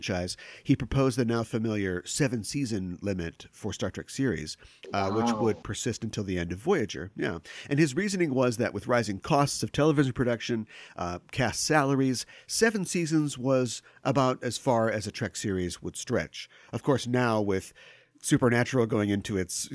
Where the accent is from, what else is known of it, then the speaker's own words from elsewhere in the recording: Minneapolis, Minnesota, United States; I'm from the Twin Cities